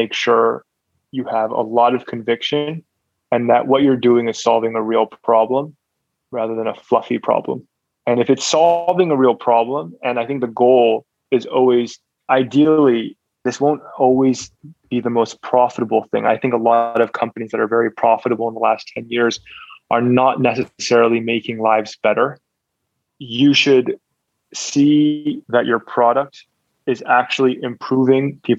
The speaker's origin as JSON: {"language": "English", "country": "Hong Kong", "tie": "born or raised there", "moved": "yes", "lives_now": "Singapore", "said": "Growing up in Hong Kong, we were exposed to a lot of entrepreneurs"}